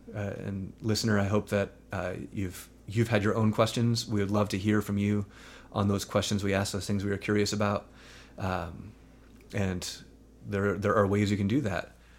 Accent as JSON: {"language": "English", "region": "around New York City", "country": "United States", "tie": "born or raised there", "said": "for me, growing up around New York City"}